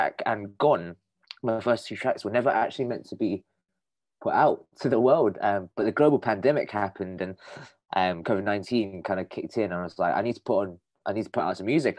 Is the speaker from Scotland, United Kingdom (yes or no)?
no; London, United Kingdom; I'm a musician from North London